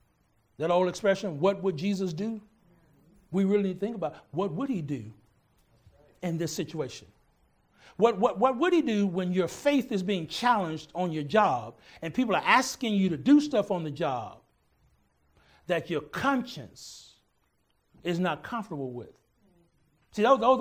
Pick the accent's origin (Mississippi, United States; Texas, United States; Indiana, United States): Texas, United States; I'm from Texas